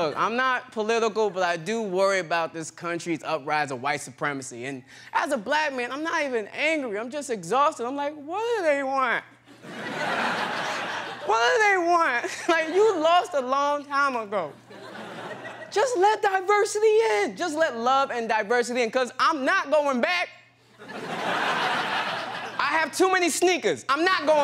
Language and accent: English; New York, United States; I'm from New York